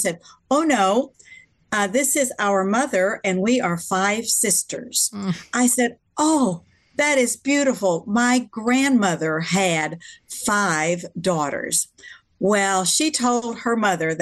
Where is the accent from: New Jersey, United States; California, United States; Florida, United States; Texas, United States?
Texas, United States; I'm from Texas